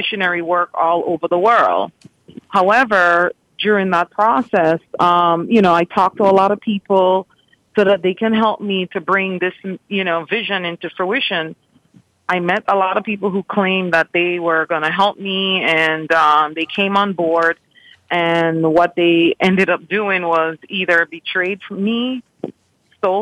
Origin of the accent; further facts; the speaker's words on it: New York area, United States; also born or lived in Dominican Republic / Honduras; I am from the New York area